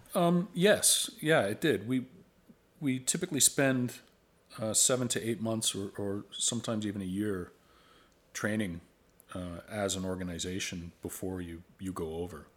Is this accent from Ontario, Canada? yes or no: yes; Oakville, Ontario, Canada; I grew up in Oakville.